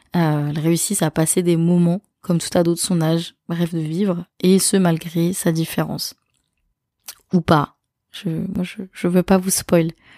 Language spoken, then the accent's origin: French; France; chez nous en France